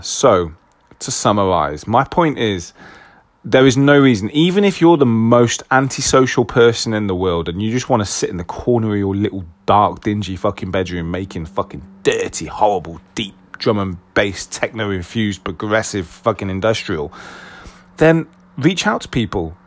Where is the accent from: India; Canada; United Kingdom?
United Kingdom; being very British